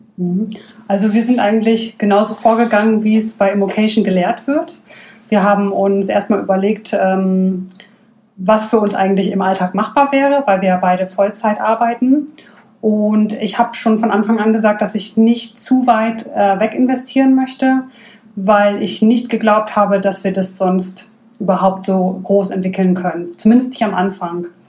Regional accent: Oldenburg, Lower Saxony, Germany; moved away as an adult; also born or lived in Japan / Sweden; now in Stuttgart, Germany; ich komme eigentlich gebürtig aus Oldenburg, deswegen schwäbel ich jetzt auch so gar nicht

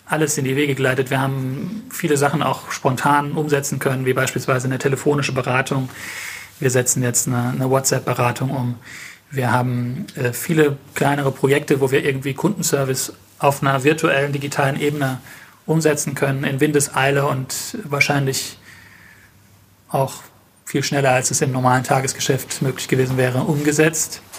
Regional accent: Mannheim, Baden-Württemberg, Germany; wir sind Mannheimer und wir fühlen uns in Mannheim sehr wohl und wir sind in Mannheim sehr stark vernetzt.

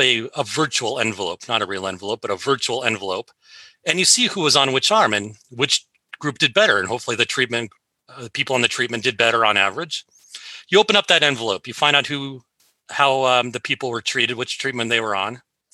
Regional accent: Seattle, Washington, United States; I was raised here in Seattle and I never left

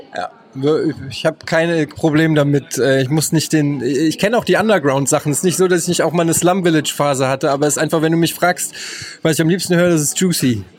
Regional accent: Frankfurt, Hesse, Germany; als Frankfurter muss ich sagen, äh, feiere ich ihn total. Ich habe im Gallus gelebt

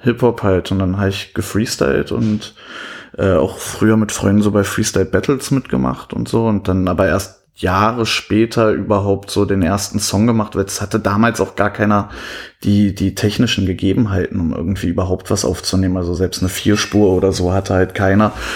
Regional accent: Cottbus, Brandenburg, Germany; moved away as an adult; also born or lived in Leverkusen; now in Berlin, Germany; ich bin in Leverkusen geboren. Als ich ungefähr 10 war, sind wir nach Cottbus gezogen. Da bin ich auch aufgewachsen

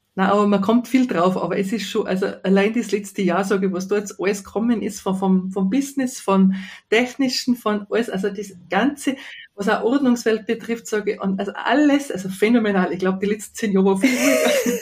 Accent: Tyrol, Austria; accent: Tyrolean; das K als Tiroler kann man ja nicht ablegen

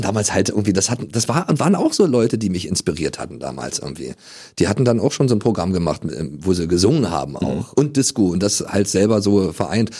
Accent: Germany; letzten Endes bin ich ja in der DDR damals groß geworden

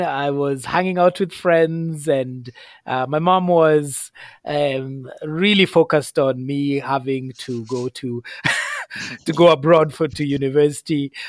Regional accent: Kenya; now in Canada; growing up in Kenya

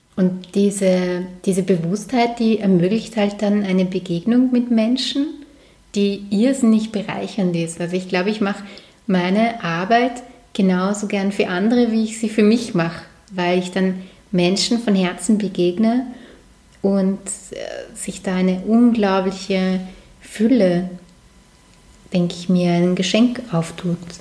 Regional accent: Vienna, Austria; moved away as an adult; now in Lower Austria, Austria; ich komme ursprünglich aus Wien, allerdings ist der Bezirk, wo ich aufgewachsen bin, drüber der Donau wirklich eher wie am Land

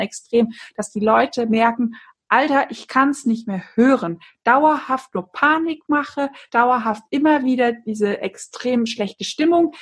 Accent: near Frankfurt, Hesse, Germany; ich komme ja aus der Nähe von Frankfurt

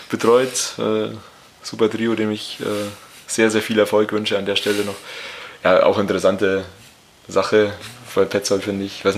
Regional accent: Scotland, United Kingdom; German is a second language; Ich habe das jetzt auch nach meinem besten Wissen als Schotte.

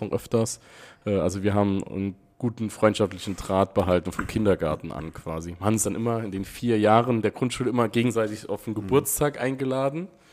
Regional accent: Wiebelskirchen, Saarland, Germany; Ich war in der Friedrich von Schiller Schule in Wiebelskirchen.

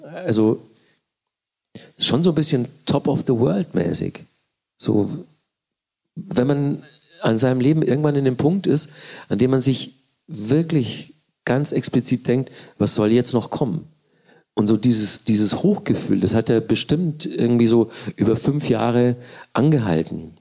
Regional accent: Manching, Bavaria, Germany; now in Berlin, Germany; ich aus Manchen komme

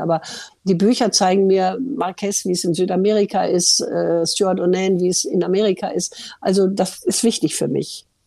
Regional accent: Ruhr area, North Rhine-Westphalia, Germany; weil das war meine Heimat

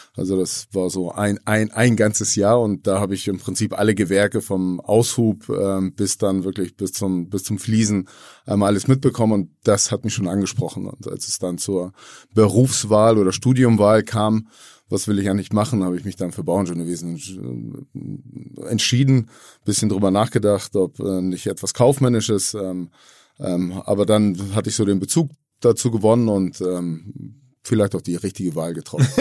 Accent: Hamburg, Germany; alle sind hier schon geboren in Hamburg

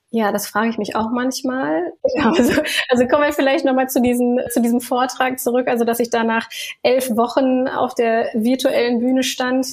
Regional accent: Ruhr area, North Rhine-Westphalia, Germany; also born or lived in Berlin; ich komme ursprünglich aus dem Ruhrgebiet

